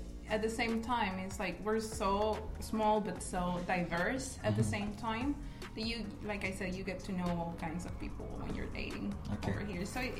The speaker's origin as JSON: {"language": "English", "country": "El Salvador", "tie": "born or raised there", "second_language": "English"}